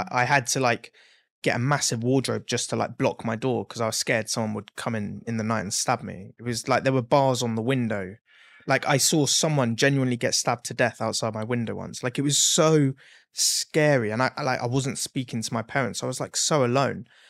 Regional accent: Exeter, South West England, United Kingdom; moved away; also born or lived in Blackpool; I was from Exeter, so there's not a lot there

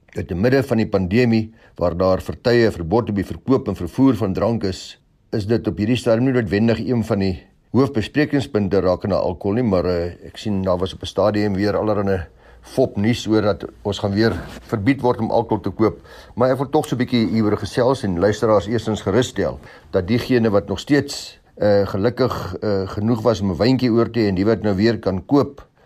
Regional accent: South Africa; ons as Suid-Afrikaners

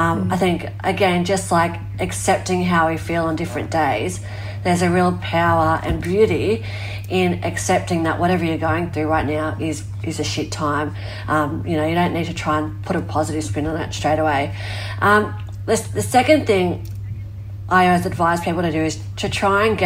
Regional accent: Australia; my hometown where I live was surrounded by fire

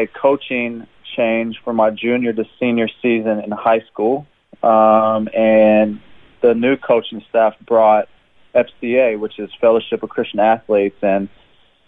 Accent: Jeffersonville, Indiana, United States; moved away as an adult; now in Brisbane, Australia; I was born and raised in Jeffersonville, Indiana. It's in southern Indiana, just across the river from Louisville, Kentucky.

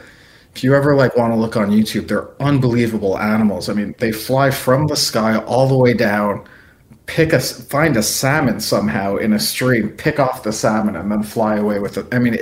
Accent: New Jersey, United States; moved away; also born or lived in Alaska / New York City; My first job actually was at a local newspaper in Alaska, which is very, very far from where I grew up in New Jersey.

